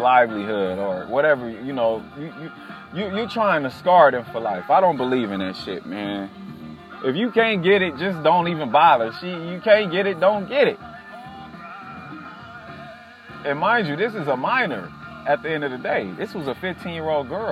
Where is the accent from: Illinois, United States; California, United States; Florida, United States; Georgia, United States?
California, United States; now in Durham, United States; I'm from California